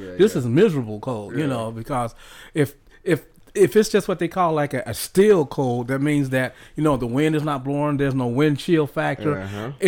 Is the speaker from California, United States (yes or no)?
no; Ohio, United States; now in Texas, United States; I'm from Ohio